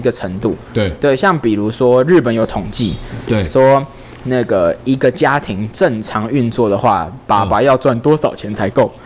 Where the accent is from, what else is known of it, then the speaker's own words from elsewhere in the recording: Taiwan; 我们台湾人再怎么样，我们看得懂汉字